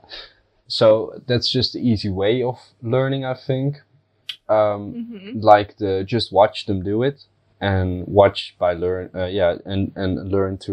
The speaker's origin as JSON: {"language": "English", "country": "Netherlands", "said": "I'm from the Netherlands"}